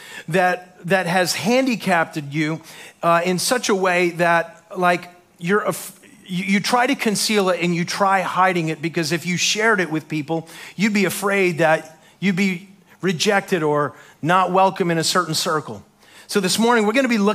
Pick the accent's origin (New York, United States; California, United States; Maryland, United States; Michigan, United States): New York, United States; Long Island; growing up in Long Island, New York